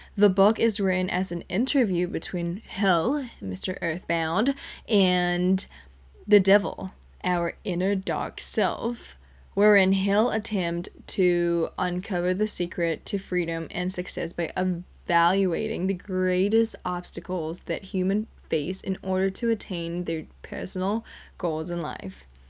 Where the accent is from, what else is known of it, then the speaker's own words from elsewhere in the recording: Jakarta, Indonesia; moved away as an adult; now in California, United States; I grew up in Jakarta, Indonesia